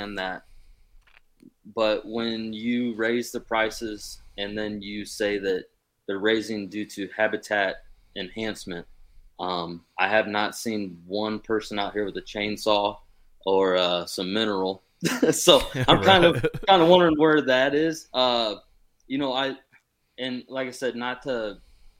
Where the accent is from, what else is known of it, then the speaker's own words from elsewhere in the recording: Fort Wayne, Indiana, United States; I'm from Fort Wayne, Indiana.